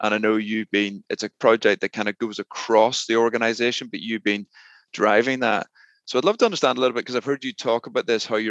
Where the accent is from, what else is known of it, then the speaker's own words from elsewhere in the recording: Northern Ireland, United Kingdom; I'm Northern Irish, I'm Irish, and I'm British